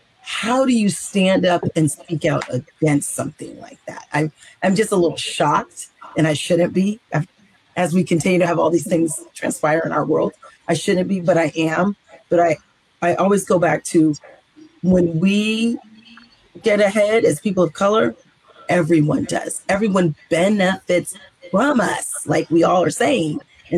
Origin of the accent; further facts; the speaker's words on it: California, United States; moved away; I'm from California